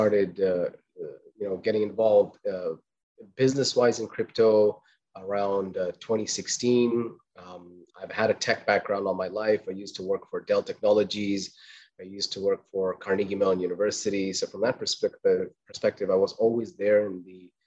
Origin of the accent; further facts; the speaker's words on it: Qatar; I was born in Qatar, raised in Qatar